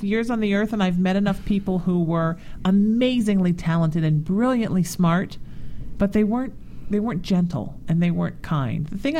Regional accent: Ireland; I always say that the Irish are pigmentally challenged people of color, that we're only white on the outside.

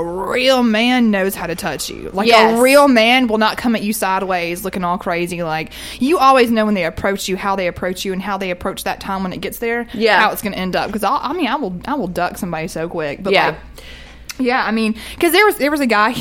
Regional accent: the South, United States; I'm a Southerner

